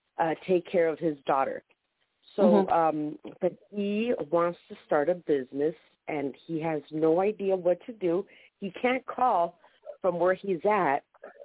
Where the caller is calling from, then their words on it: San Diego, California, United States; This is … from San Diego.